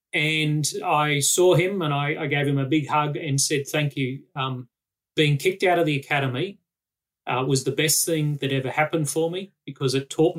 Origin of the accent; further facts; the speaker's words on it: Australia; So I retired officially last Sunday after 35 years, 1 month and 11 days as an Australian soldier.